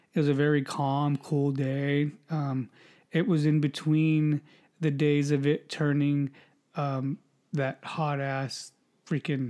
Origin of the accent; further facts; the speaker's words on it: California, United States; we're from California